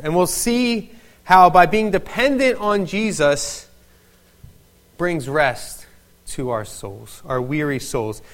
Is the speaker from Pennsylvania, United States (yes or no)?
yes; Philadelphia, Pennsylvania, United States; accent: Philadelphian; moved away; I am a native of Philadelphia